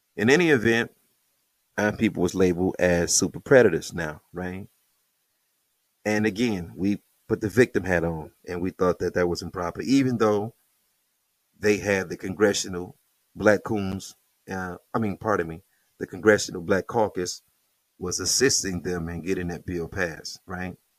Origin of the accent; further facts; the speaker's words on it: Detroit, Michigan, United States; I'm from Plymouth